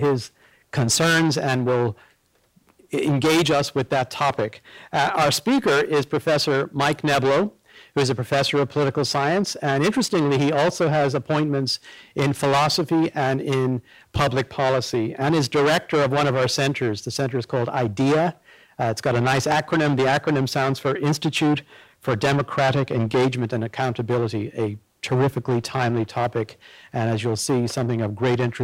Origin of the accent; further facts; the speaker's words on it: Ireland; moved away; we are both Irish citizens. I by birth